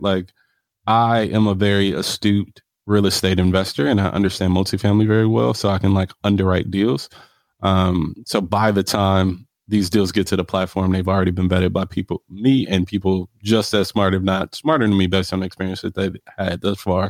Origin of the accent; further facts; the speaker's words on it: Milwaukee, Wisconsin, United States; also born or lived in Los Angeles, California; I'm from Milwaukee, Wisconsin. If you ask me where I claim, it's Milwaukee. That's what raised me